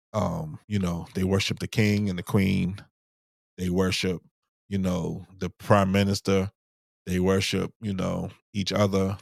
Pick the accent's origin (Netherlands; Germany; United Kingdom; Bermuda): Bermuda; moved away; growing up in, in Bermuda, maybe growing up in Bermuda 'cause it's so small